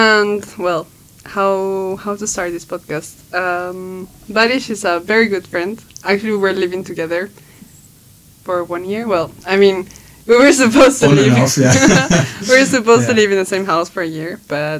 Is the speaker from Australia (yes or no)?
no; Peru; also born or lived in Belgium; now in Brussels, Belgium; living in Belgium, you also kind of get to know there's more than fries, you know? Like, I come from Peru